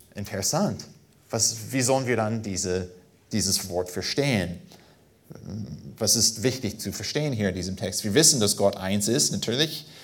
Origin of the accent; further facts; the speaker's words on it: United States; German is a second language; now in Germany; als Amerikaner